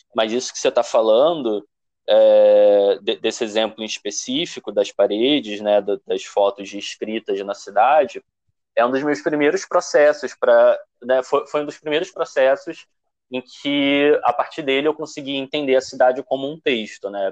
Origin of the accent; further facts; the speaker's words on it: Rio de Janeiro, Brazil; Eu sou de Padre Miguel